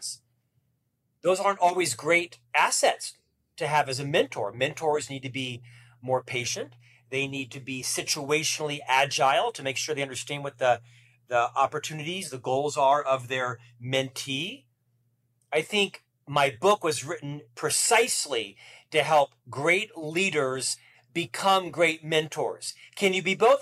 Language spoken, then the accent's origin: English; Orlando, Florida, United States; moved away as an adult; now in Provo, United States; where did a single Catholic boy from Orlando move? Well, to Provo, Utah